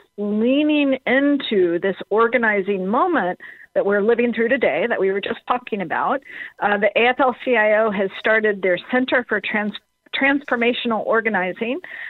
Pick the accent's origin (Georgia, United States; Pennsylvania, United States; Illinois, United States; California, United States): Georgia, United States; Atlanta; moved away; I'm originally from Atlanta